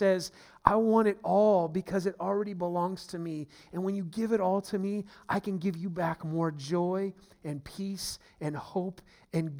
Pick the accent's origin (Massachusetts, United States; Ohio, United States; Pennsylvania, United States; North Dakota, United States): Ohio, United States; Steubenville; also born or lived in San Francisco Bay Area, California; now in Northern Virginia, United States; where my hometown is, where my family was, the roots are in Steubenville, Ohio